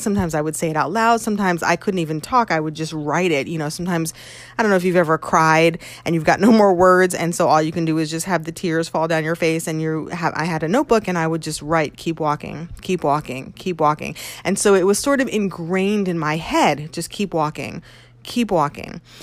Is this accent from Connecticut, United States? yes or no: yes; Connecticut, United States; moved away as an adult; also born or lived in New York; it was back in Connecticut where I was uh, from.